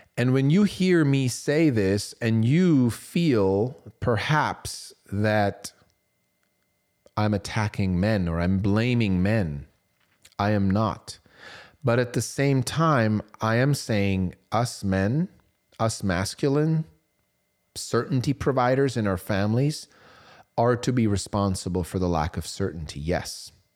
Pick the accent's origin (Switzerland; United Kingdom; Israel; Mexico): Switzerland; I was growing up in Switzerland.